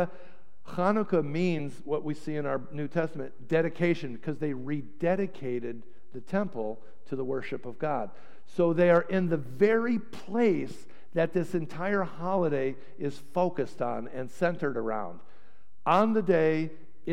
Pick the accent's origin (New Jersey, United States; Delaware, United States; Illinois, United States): Illinois, United States; Chicago; moved away as an adult; also born or lived in Potomac, Maryland; I'm from Chicago